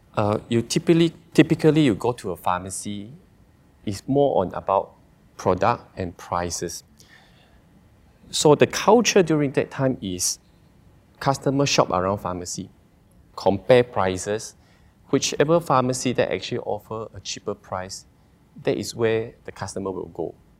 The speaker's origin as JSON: {"language": "English", "town": "Sarikei", "region": "Sarawak", "country": "Malaysia", "tie": "born or raised there", "also_born_or_lived": "Australia", "said": "I'm originally from Sarikei, uh, born and raised in Sarikei."}